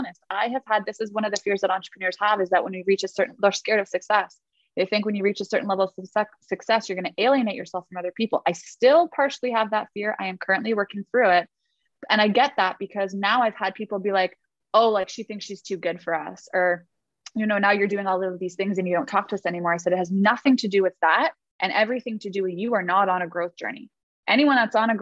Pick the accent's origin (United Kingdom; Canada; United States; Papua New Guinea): Canada; Toronto, Ontario; I grew up in Toronto, Canada.